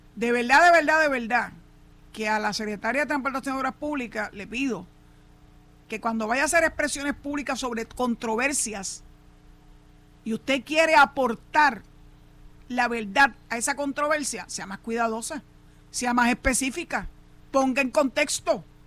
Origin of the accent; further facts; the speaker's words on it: San Juan, Puerto Rico; yo soy nacido y criado en San Juan.